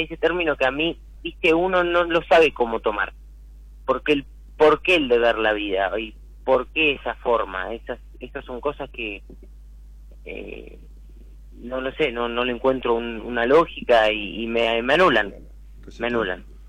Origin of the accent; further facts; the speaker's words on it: Buenos Aires, Argentina; now in Tigre, Argentina; Yo soy acá de Caballito